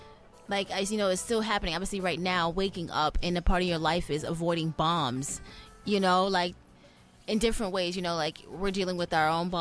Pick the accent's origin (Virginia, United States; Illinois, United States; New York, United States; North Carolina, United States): New York, United States; I come from New York and I just came from Atlanta a few weeks ago